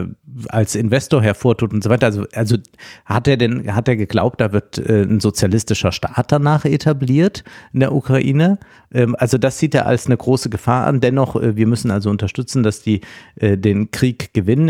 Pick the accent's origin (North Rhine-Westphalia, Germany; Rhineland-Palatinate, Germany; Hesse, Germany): Rhineland-Palatinate, Germany; das Land Rheinland-Pfalz, mein Heimatland